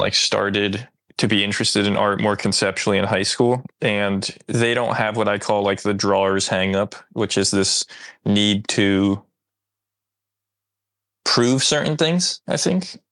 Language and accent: English; New Jersey, United States; I'm from suburban New Jersey